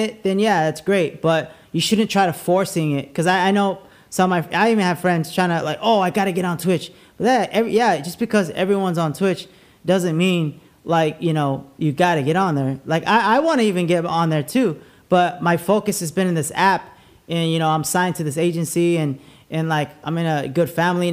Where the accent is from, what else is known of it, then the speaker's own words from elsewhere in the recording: La Puente, California, United States; I grew up in La Puente